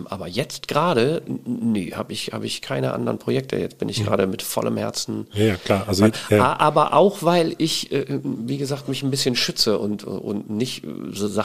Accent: Emden, Lower Saxony, Germany; now in Klagenfurt, Austria; Ich komme ähm, aus Emden, ja, Ostfriese.

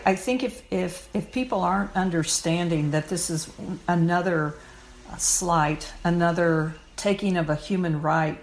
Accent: Missouri, United States; now in Connecticut, United States; I'm from Missouri, which is now a very conservative state

